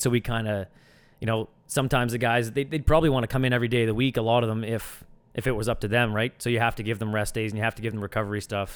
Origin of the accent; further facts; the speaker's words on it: Sackville, New Brunswick, Canada; moved away as an adult; also born or lived in Antigonish, Nova Scotia; now in Halifax, Canada; I grew up in, in Sackville, New Brunswick, just a small town, uh, not too far outside of Moncton